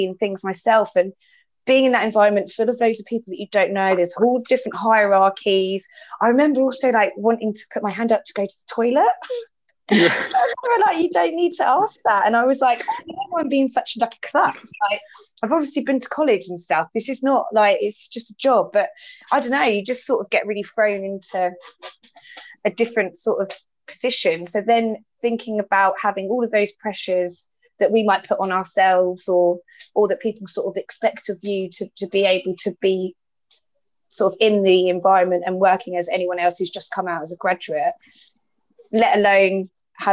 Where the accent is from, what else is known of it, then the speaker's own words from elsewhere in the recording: Watford, East of England, United Kingdom; being very self-conscious about my accent, just because I'm from Watford